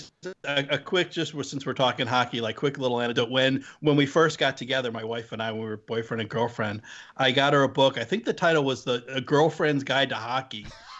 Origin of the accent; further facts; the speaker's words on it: New Jersey, United States; also born or lived in Southern California; my home state team, the New Jersey Devils